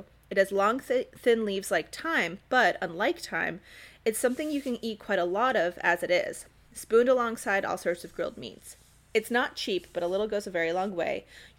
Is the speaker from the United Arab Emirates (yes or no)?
no; Cairo, Cairo Governorate, Egypt; So growing up in Cairo and like traveling and living there various times in my life, like we'd come home with bags of za'atar